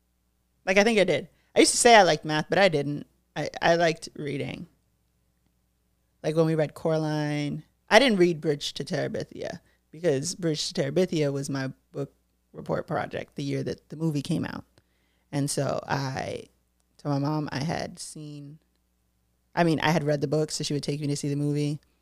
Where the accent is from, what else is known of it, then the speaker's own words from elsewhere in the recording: Brockton, Massachusetts, United States; I'm from Brockton, Massachusetts.